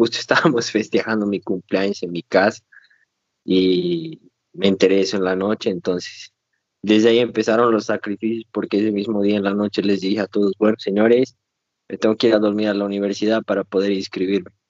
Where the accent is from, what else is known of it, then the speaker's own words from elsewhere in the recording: Cochabamba, Bolivia; moved away as an adult; also born or lived in Brazil; soy de Cochabamba, Bolivia. Eh, toda mi vida, o sea, toda la parte del colegio, la escuela está allá.